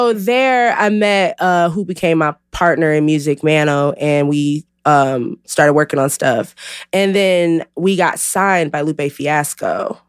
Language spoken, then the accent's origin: English; Milwaukee, Wisconsin, United States; moved away as an adult; also born or lived in St. Louis, Missouri; now in Chicago, United States; I was born in St. Louis then I grew up in Milwaukee. So when anybody asks me where I'm from the Midwest.